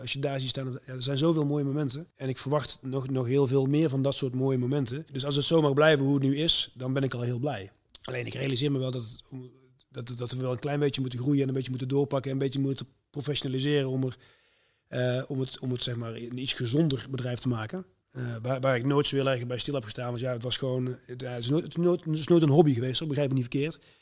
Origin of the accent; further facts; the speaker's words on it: Moergestel, North Brabant, Netherlands; also born or lived in Tilburg; ik ben heel trots op dat ik, dat ik uit Brabant kom. Een hele trotse Tilburger, ook al ben ik eigenlijk uh, Moegestelnaar